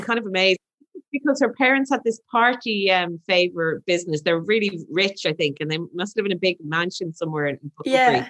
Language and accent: English; Ireland; I'm an Irish person